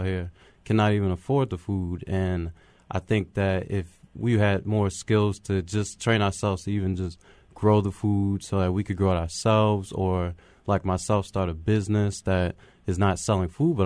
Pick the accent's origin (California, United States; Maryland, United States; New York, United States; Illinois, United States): Maryland, United States; Baltimore; I'm from Baltimore. I grew up mostly in the county